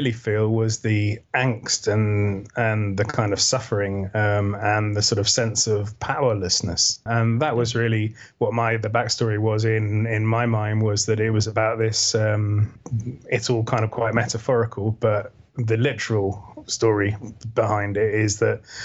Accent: Wales, United Kingdom; growing up in Wales in a little town

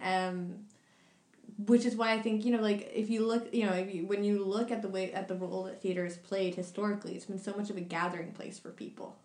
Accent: New York, United States; this is coming from the background of, of New York, but I'm from New York

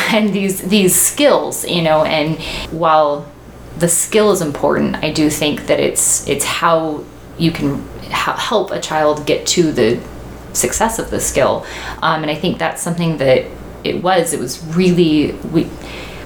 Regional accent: Paradise, California, United States; I grew up in Paradise

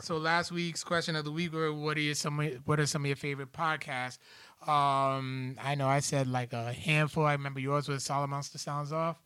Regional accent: Providence, Rhode Island, United States; my hometown

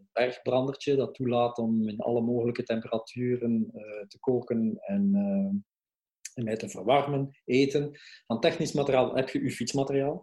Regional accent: Belgium; we als Belgen

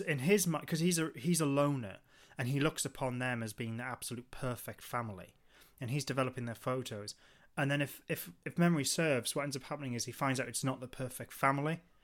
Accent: Newcastle upon Tyne, North East England, United Kingdom; we're from, uh, Newcastle, the northeast of England

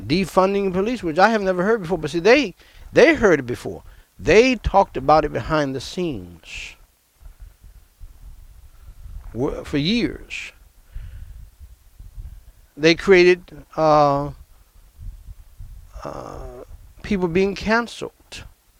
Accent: New York, United States; moved away; New York, my hometown where I was born

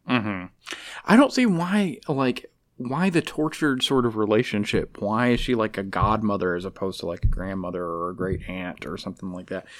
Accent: Alabama, United States; I'm from Alabama. I was raised around animals.

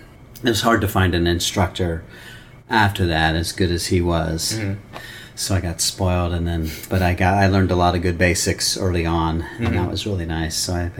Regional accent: Cincinnati, Ohio, United States; Cincinnati, Ohio.

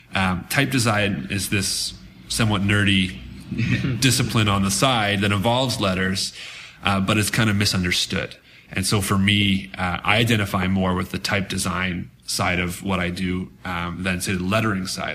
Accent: Canada; as a Canadian

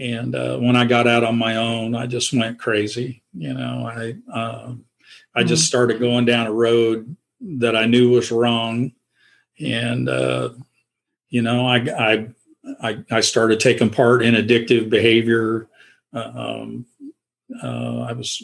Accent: Independence, Missouri, United States; also born or lived in Oelwein, Iowa; I was in grade school when we migrated to the city. My mom and dad sold their farm, and we moved to Independence, Missouri

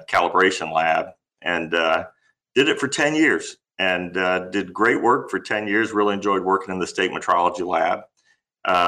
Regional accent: New Orleans, Louisiana, United States; moved away as an adult; also born or lived in Lafayette, Louisiana; now in Anchorage, United States; My wife and I, we were both born and raised in New Orleans, Louisiana

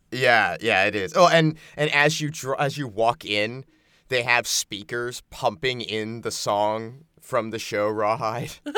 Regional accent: American Southwest, United States; I grew up in the American Southwest

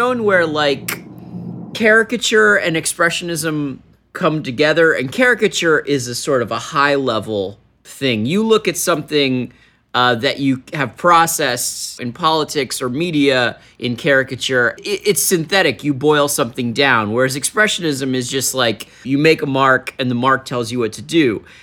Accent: Washington, District of Columbia, United States; I grew up in Washington.

